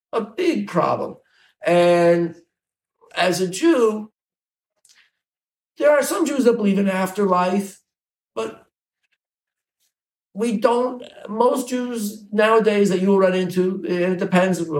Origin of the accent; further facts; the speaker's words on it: New Jersey, United States; moved away as an adult; also born or lived in Bronx, New York / Midwest; now in Indiana, United States; I grew up in New Jersey